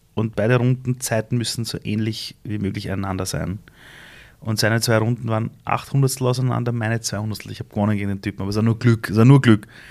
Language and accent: German; Iran; moved away; in meinem Heimatland Iran